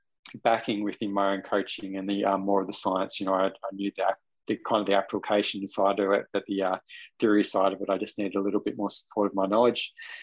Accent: Newry, Northern Ireland, United Kingdom; Growing up in Newry, it was just me, myself, and I most days, still is, going out training.

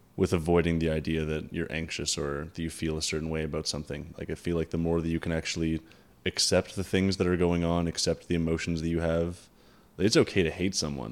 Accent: Canada; we're Canadian

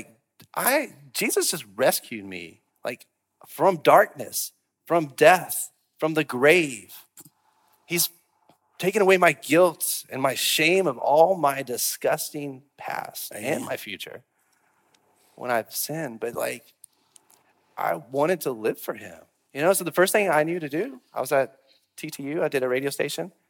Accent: Memphis, Tennessee, United States; now in Cookeville, United States; I grew up in Memphis.

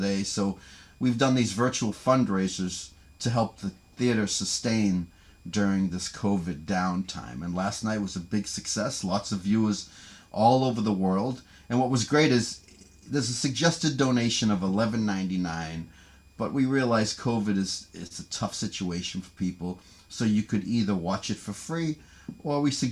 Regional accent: Cambridge, Massachusetts, United States; I grew up just outside of Cambridge, Massachusetts

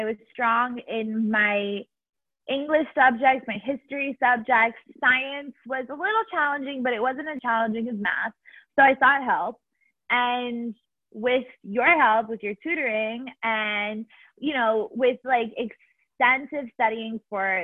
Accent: Miami, Florida, United States; moved away as an adult; I am from Miami originally

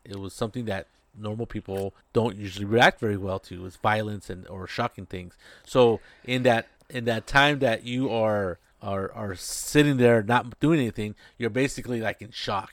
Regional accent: United States; in a mall in my hometown, Las Salinas

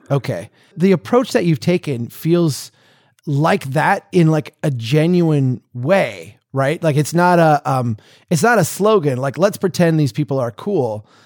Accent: Minnesota, United States; I'm a Minnesotan.

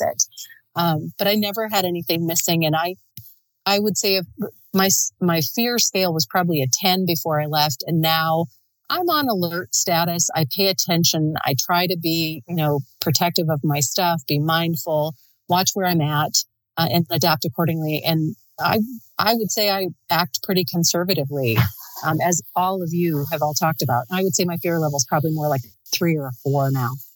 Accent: United States; as an American

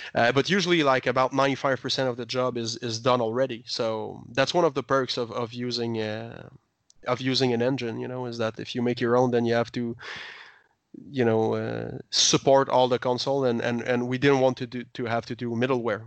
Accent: Quebec, Canada; we're from Quebec.

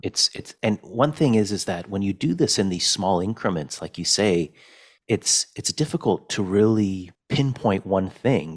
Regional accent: Fresno, California, United States; also born or lived in Wrocław, Poland / Chicago, Illinois; eventually I grew up in Fresno, California.

